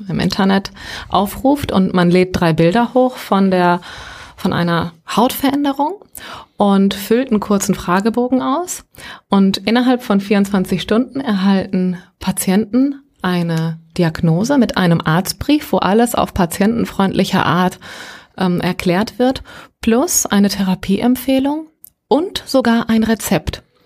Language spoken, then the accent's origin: German; Gran Canaria, Canary Islands, Spain; moved away; Ich bin auf einem Fischerdorf auf Gran Canaria aufgewachsen